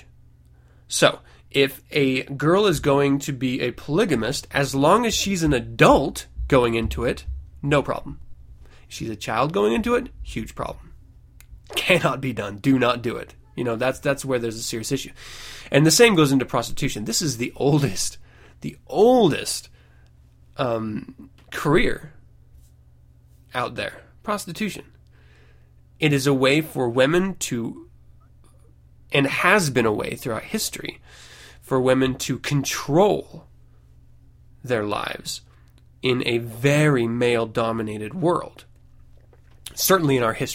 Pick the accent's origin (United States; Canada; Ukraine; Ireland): United States; I was brought up in the United States